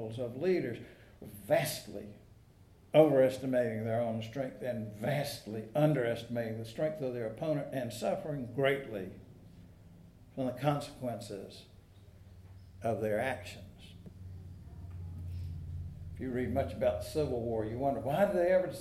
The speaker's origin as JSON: {"language": "English", "region": "South Georgia", "country": "United States", "tie": "born or raised there", "moved": "yes", "lives_now": "North Carolina, United States", "said": "When I was a little boy and my family drove up from South Georgia"}